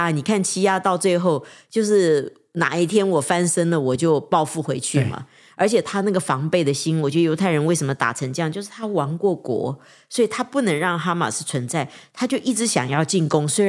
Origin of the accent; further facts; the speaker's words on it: China; 人不为己，天诛地